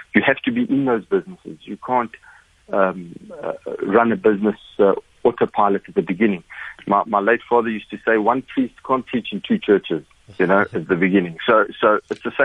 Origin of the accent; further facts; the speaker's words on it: Mpumalanga, South Africa; moved away; I grew up in Mpumalanga. I'm from Mpumalanga.